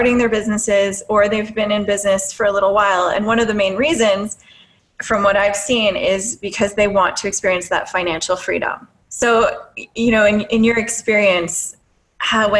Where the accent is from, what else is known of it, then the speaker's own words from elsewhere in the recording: Timmins, Ontario, Canada; I'm from Timmins, Ontario